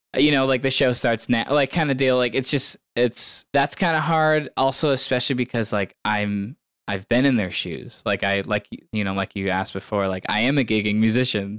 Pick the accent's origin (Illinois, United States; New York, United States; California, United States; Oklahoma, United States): California, United States; San Diego; moved away as an adult; also born or lived in Portland, Oregon; now in Bend, United States; did not grow up in Bend. I grew up in San Diego, California